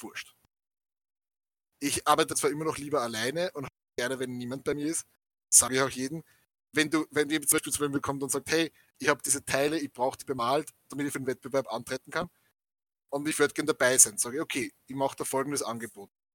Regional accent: Austria; wir sind aus Sim-, aus Österreich

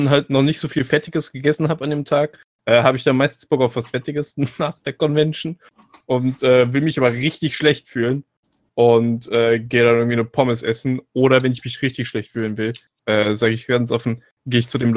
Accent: Bavaria, Germany; Ich komme ja aus Bayern da unten

